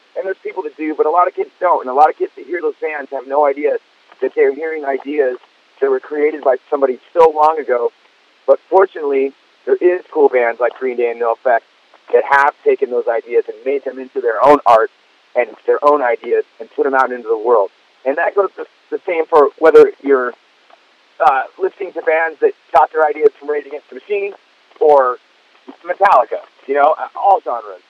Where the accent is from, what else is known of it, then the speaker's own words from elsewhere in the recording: Fullerton, California, United States; I'd be hanging out in Fullerton, my hometown